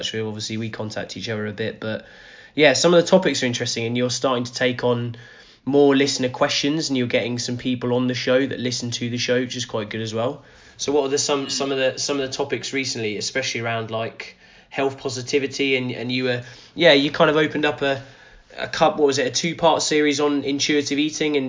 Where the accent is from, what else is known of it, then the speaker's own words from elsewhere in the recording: Suffolk, East of England, United Kingdom; now in London, United Kingdom; We're actually both from Suffolk, so Suffolk boys